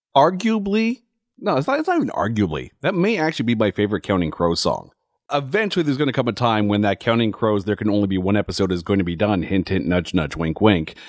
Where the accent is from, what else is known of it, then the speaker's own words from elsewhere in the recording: Ottawa, Ontario, Canada; my hometown of Ottawa